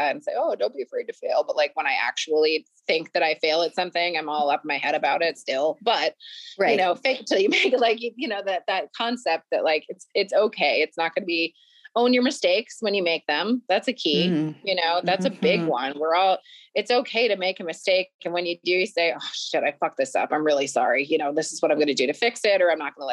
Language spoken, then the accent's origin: English; Vermont, United States; I'm from Vermont.